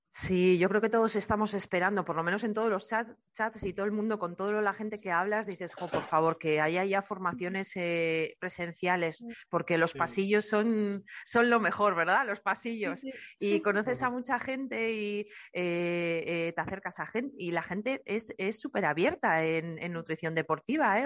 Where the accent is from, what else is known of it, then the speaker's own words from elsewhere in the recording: Eibar, Basque Country, Spain; yo soy de Eibar y he vivido, he nacido y he vivido toda la vida allí